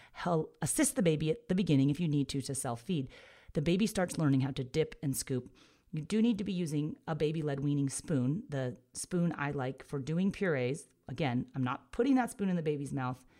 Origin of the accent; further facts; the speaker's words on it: San Diego, California, United States; moved away as an adult; also born or lived in Texas; I grew up in San Diego